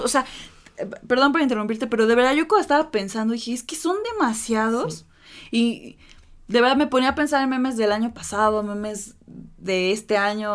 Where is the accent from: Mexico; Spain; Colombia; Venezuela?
Mexico; así somos los mexicanos